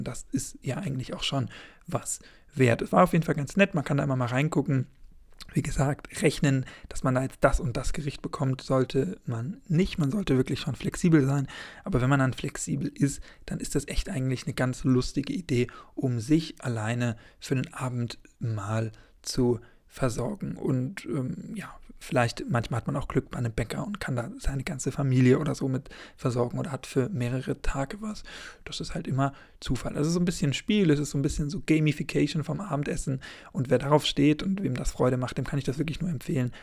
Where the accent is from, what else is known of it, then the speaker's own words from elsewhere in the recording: Schleswig-Holstein, Germany; ich komme natürlich aus Schleswig-Holstein